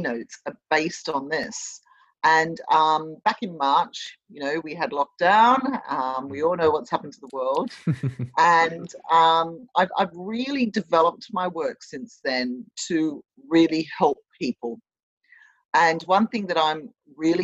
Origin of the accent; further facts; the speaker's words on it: Sydney, New South Wales, Australia; accent: Australian; moved away as an adult; also born or lived in London, United Kingdom; now in Bristol, United Kingdom; My accent is from Australia. I was born and I grew up in Australia, in Sydney